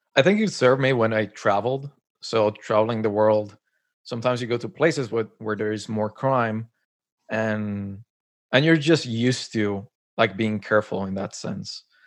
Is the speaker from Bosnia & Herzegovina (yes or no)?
no; Colombia; moved away as an adult; now in Canada; I was born and raised in Colombia, and then moved to Canada. It's been, like, ten years I'm here